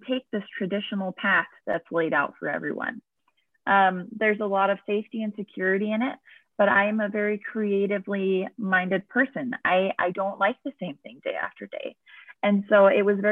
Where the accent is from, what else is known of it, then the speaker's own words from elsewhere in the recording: New Jersey, United States; I grew up in New Jersey